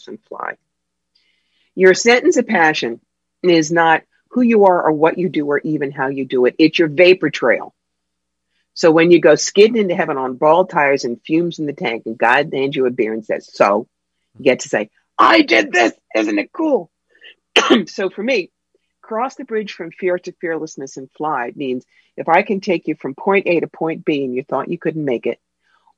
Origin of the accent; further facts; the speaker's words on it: Cherry Hill, New Jersey, United States; also born or lived in Brooklyn, New York; now in upstate New York, United States; I grew up in Cherry Hill, New Jersey, but I live in an 864 square foot house in the middle of a hayfield in upstate New York